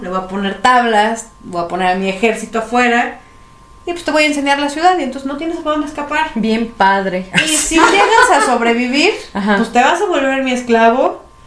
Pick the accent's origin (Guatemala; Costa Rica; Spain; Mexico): Mexico; los que ahora somos mexicanos